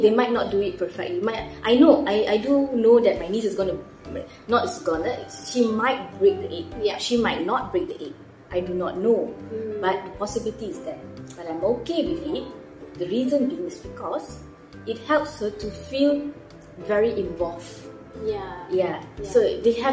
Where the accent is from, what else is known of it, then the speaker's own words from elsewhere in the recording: Malacca City, Malacca, Malaysia; moved away; I am originally from Malacca. So every now and then I will go back and visit my family in Malacca.